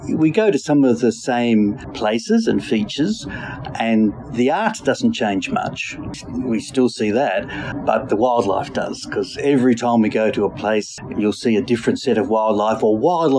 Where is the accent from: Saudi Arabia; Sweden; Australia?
Australia; Melbourne, Victoria; I grew up in Melbourne, in the bushy part, Blackburn